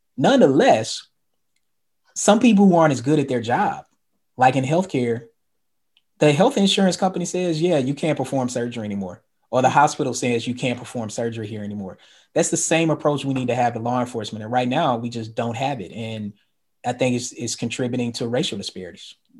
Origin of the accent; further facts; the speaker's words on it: the South, United States; I'm from the South